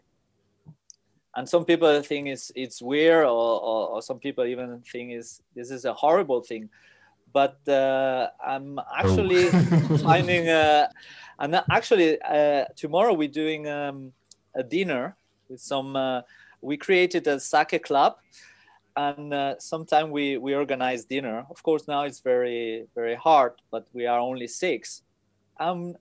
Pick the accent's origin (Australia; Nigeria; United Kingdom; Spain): Spain; English is a second language; I'm from Spain.